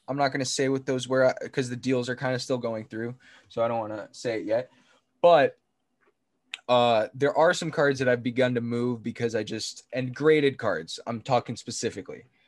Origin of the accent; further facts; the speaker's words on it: New Jersey, United States; we're from Jersey